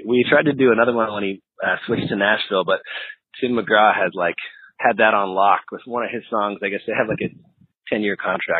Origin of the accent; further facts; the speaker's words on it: Peterborough, Ontario, Canada; I was 17 in Peterborough, Ontario, Canada. So we're a Canadian-based band, a bunch of Canucks.